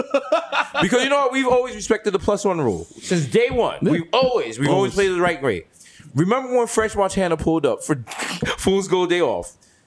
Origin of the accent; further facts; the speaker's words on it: Jamaica; I'm Jamaican and I'm Jewish.